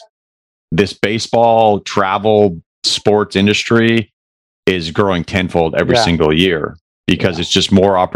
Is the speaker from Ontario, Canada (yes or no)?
no; Alberta, Canada; moved away as an adult; now in Shreveport, United States; I'm actually originally from Alberta, Canada. I came down to Shreveport in 04 for baseball, got a scholarship